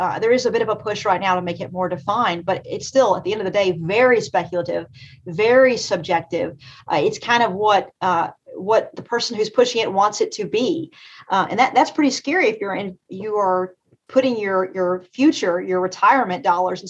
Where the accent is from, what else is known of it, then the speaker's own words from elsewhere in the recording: Eastern Kentucky, United States; I'm from Eastern Kentucky. I'm ninth generation in the mountains of Eastern Kentucky. I'm from the coal fields, as we call it